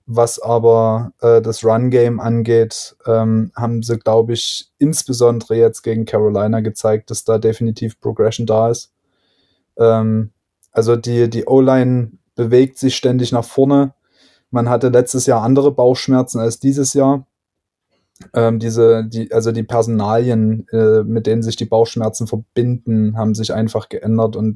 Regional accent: Saxony, Germany; Aus Sachsen.

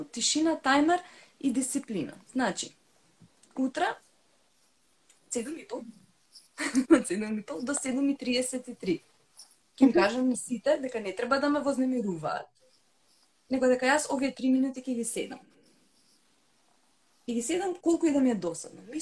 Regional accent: North Macedonia; кај нас во Македонија.

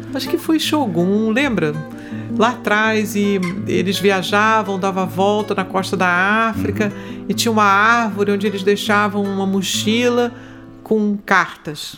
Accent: Rio de Janeiro, Brazil; eu sou carioca da gema. eu sou a carioca típica. Eu nasci na Tijuca, morei no Grajaú e quando a Barra começou, eu, eu meus pais mudaram para Barra

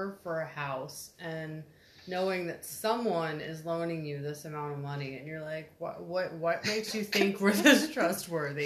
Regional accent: Texas, United States; also born or lived in Groton, Connecticut; We are from Texas

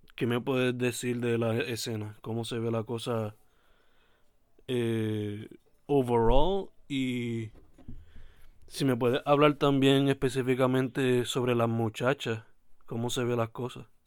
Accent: Sabana Grande, Puerto Rico; ambos somos de Sabana Grande

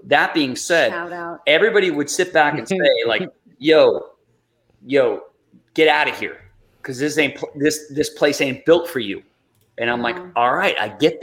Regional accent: New Jersey, United States; now in Los Angeles, United States; I grew up with him in Jersey

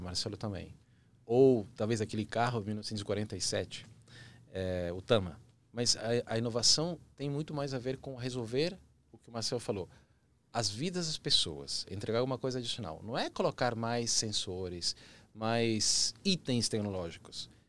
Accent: Chile; Portuguese is a second language; now in Brazil; Eu sou chileno de nascimento, apaixonado pelo Brasil, vários anos aqui

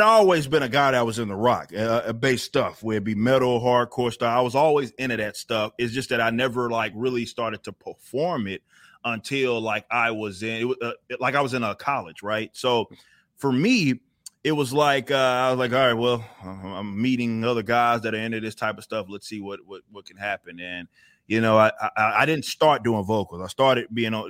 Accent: Texas, United States; I grew up in the Texas kind of scene

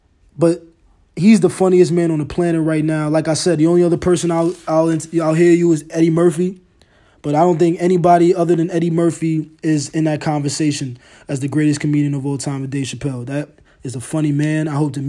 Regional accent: Ghana; First of all, I'm Ghanaian. I'm African. You feel me? I used to get my ass whooped.

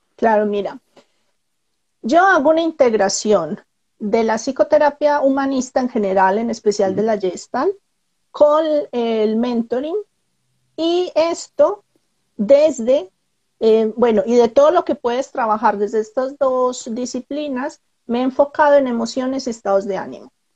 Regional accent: Colombia; moved away; Soy colombiana

